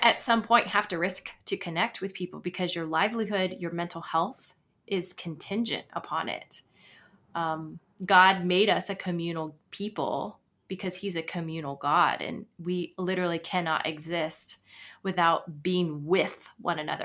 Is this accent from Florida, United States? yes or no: yes; Florida, United States; moved away as an adult; also born or lived in Virginia / Atlanta / New York City; now in Nashville, United States; I was born in Florida and lived there most of my life, my, my adolescence until eighteen